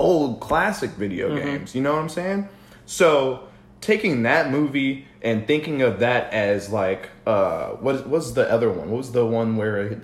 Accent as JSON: {"language": "English", "town": "San Diego", "region": "California", "country": "United States", "said": "I'm originally from San Diego"}